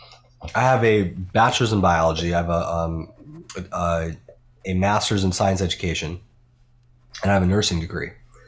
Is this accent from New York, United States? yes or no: yes; Buffalo, New York, United States; Like, upstate New York.